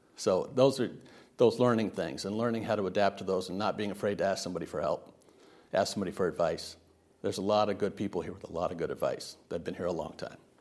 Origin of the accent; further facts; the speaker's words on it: Riverside, California, United States; moved away; also born or lived in Savannah / Washington, D.C.; Riverside, California. It's, uh, the Inland Empire. It's where the smog settles from L A. Uh, but I grew up there